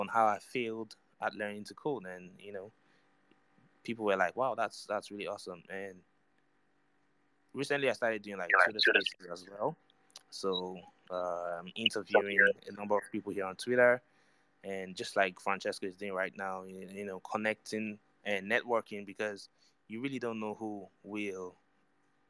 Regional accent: Nigeria; I'm from Nigeria

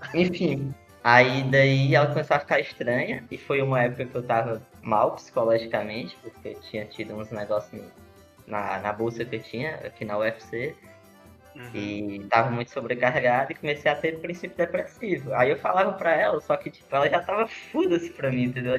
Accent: interior of Ceará, Brazil; now in Fortaleza, Brazil; eu sou do interior do Ceará, e moro aqui em Fortaleza sozinho

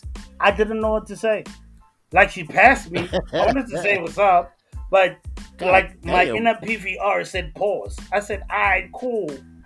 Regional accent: South Africa; We're South African, bro.

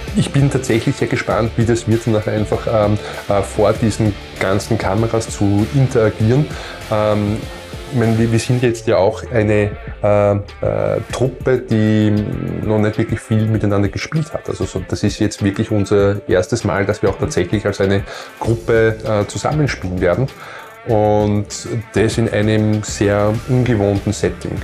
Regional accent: Vienna surroundings, Lower Austria, Austria; ich bin ja in, der, in Wiener Umland äh, groß geworden

